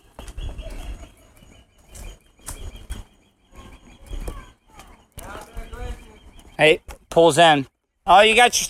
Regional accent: the South, United States; us Southern people

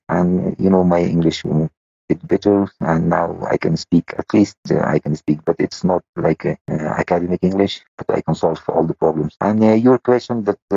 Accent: Afghanistan

